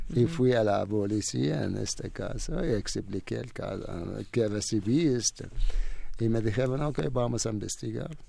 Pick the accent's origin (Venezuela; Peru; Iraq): Iraq; first language Arabic; Spanish is a second language; moved away as an adult; now in Mexico; en mi país no hablamos el español nunca. La primera lengua es árabe